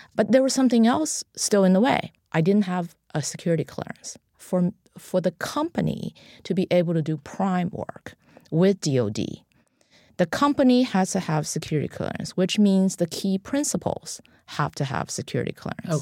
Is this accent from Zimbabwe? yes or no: no; China; moved away as an adult; now in United States; I'm an immigrant from China, and um, I was a student in Tiananmen Square in 1989